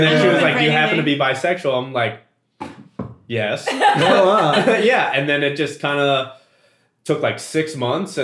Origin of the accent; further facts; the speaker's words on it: Columbus, Ohio, United States; moved away; I grew up in Columbus